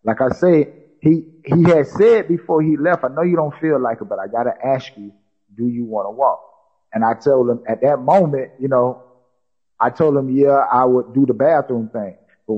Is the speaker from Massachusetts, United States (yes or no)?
no; South Carolina, United States; I said, I'm not even from Florida. I said, I'm from South Carolina. I said, I got to get back up top.